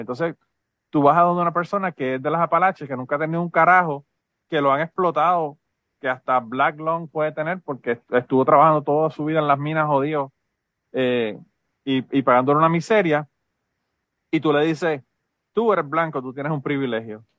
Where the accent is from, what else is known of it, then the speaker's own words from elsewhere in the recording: Utuado, Puerto Rico; Yo, yo soy de Utuado y en Utuado mi mamá